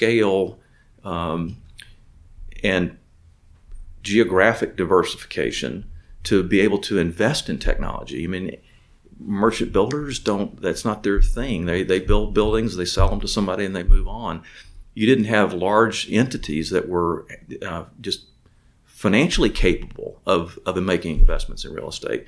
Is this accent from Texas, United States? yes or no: yes; Pasadena, Texas, United States; also born or lived in McComb, Mississippi; I grew up in Pasadena, went to high school at Sam Rayburn High School.